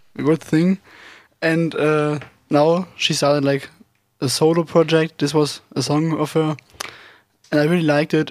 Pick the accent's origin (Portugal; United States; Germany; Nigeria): Germany; English is a second language; moved away; I'm 19 years old, and I'm also from Germany